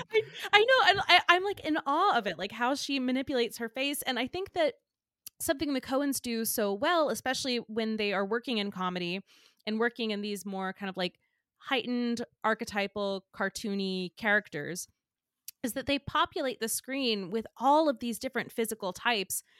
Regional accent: the South, United States; I'm from the South

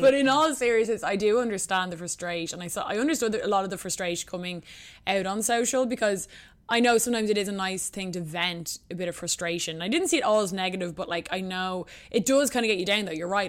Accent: Ireland; moved away as an adult; also born or lived in New York; I moved back to Ireland from New York

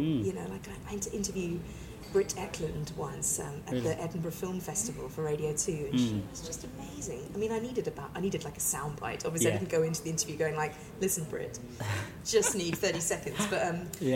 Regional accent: South Africa; moved away; Because I grew up in South Africa. I spent many years there as a teenager

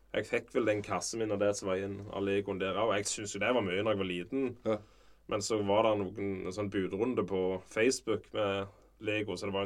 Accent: Varhaug, Rogaland, Norway; moved away; also born or lived in Sirevåg; Vi bodde jo i Sirevåg i ti år da, så dette eh, Jeg er jo egen fra Varhaug

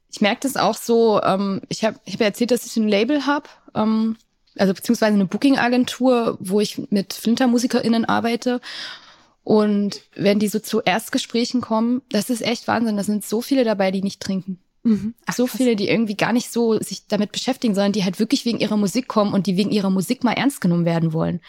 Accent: Thuringia, Germany; Ich bin in Ostdeutschland aufgewachsen, in Thüringen, um genau zu sein

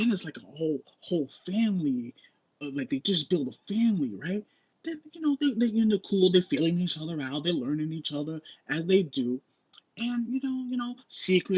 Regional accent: New York, United States; as a New Yorker

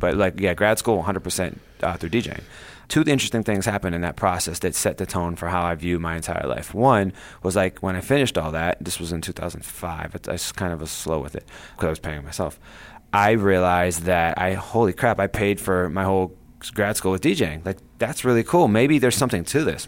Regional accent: Ohio, United States; I grew up in Ohio

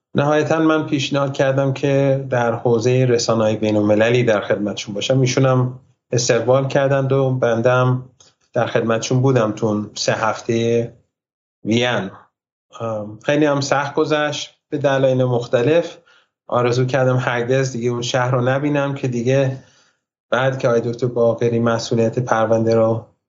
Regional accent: Iran; born or raised there; also born or lived in United States

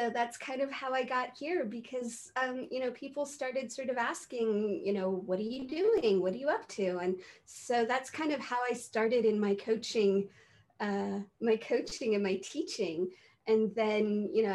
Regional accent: San Francisco, California, United States; now in Santa Cruz, United States; I grew up in San Francisco

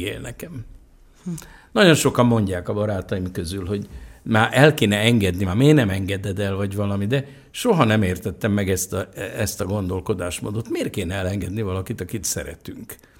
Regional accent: Budapest, Hungary; mi egy nagy bérházba laktunk, az Izabella és az Aradi utca sarkán, egy négy emeletes bérházba

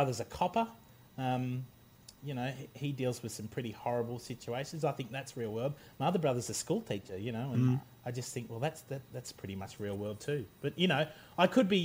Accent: Australia; also born or lived in England; I was born in England and my family's English, and sort of obviously, despite living most of my life in Australia, sort of grew up in an English household

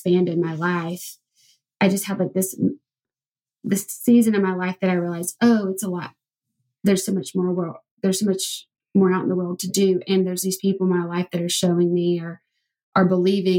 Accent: Alabama, United States; I'm from Alabama

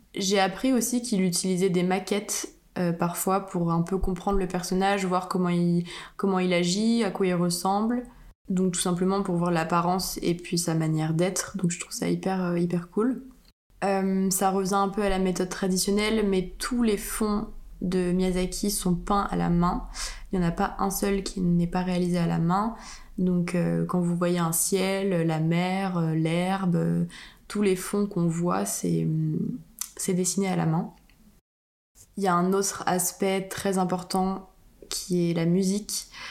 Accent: France; en tant que française

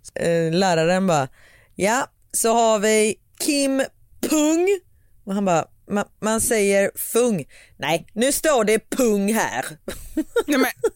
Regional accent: Gothenburg, Västra Götaland, Sweden; vi är göteborgare

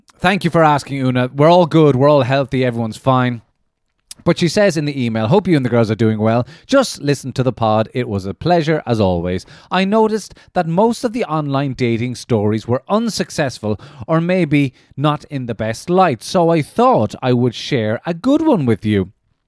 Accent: Ireland; the first person outside of Ireland I'd ever spoken to that had actually been to my hometown in Ireland.

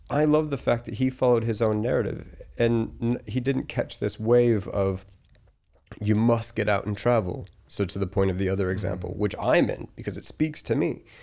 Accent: Colorado, United States; also born or lived in Australia; I I moved to Australia. So I'm from Colorado originally. I lived in Australia for 14 years. That's why my accent is a mess.

